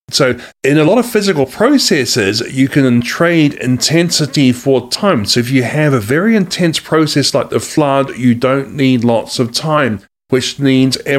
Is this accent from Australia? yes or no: yes; Australia; also born or lived in New Zealand; now in United States; I actually am from Australia and New Zealand. I'm a, i was a dual national from those countries, but I'm also now an American citizen too, as of September 2019.